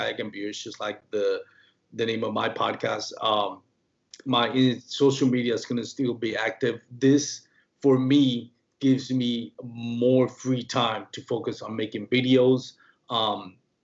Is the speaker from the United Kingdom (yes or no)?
no; Puerto Rico; first language Spanish; English is a second language; moved away; I'm from Puerto Rico. My first language is Spanish. You know, that's where I grew up talking.